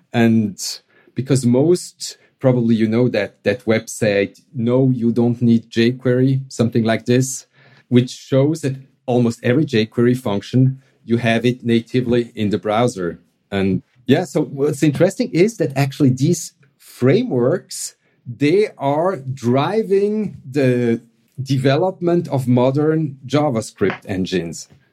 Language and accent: English; Switzerland; accent: Swiss; English is a second language; my Swiss accent